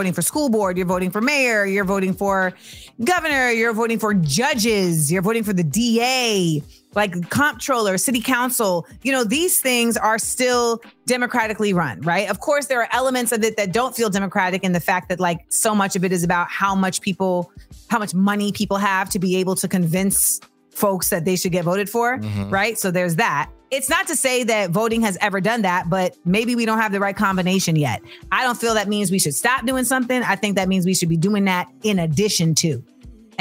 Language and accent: English; Orlando, Florida, United States; Orlando, my hometown